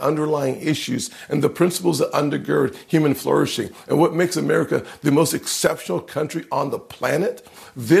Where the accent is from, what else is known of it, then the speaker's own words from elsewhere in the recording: South Carolina, United States; my home state of South Carolina